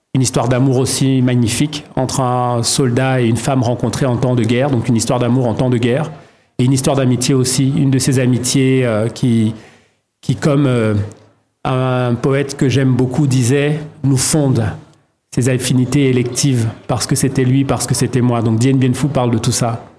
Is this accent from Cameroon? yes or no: yes; Douala, Littoral, Cameroon; à Douala au Cameroun où je suis né et où j'ai grandi